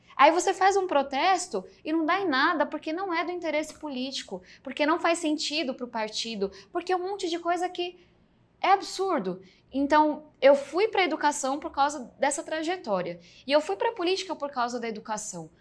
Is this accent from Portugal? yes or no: no; São Paulo, Brazil; accent: meio baiano; Nasci do extremo sul de São Paulo